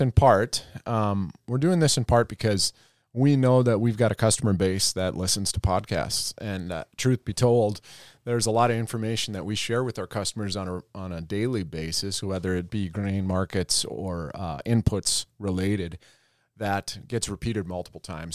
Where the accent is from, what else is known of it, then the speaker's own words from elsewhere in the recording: Roseau, Minnesota, United States; moved away as an adult; also born or lived in North Dakota; I am originally from Roseau, Minnesota, um, closer, closer to Canada than, uh, than Iowa, that's for sure. So right up on the border. Uh, I grew up on a small farm there